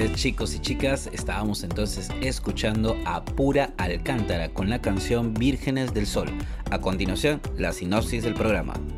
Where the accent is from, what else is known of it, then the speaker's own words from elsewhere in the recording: Peru; also born or lived in Sullana, northern Peru; nuestra identidad como peruanos